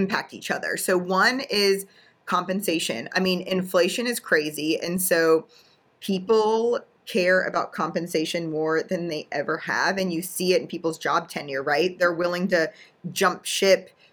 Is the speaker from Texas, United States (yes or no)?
no; Pittsburgh, Pennsylvania, United States; I'm from Pittsburgh